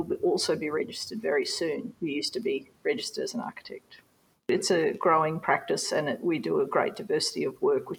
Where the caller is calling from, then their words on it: Cairns, Queensland, Australia; We're calling from Cairns. We're on Gimoi Wallaburra Yidinji country in far north Queensland.